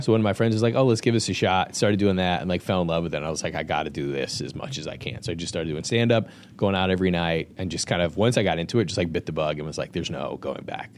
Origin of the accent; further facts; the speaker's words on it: Lombard, Illinois, United States; I actually grew up here in Lombard